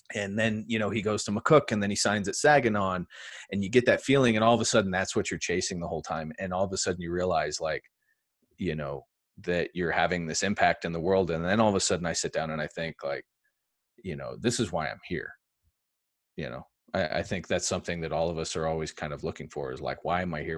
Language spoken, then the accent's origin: English; England, United Kingdom; moved away; I grew up in England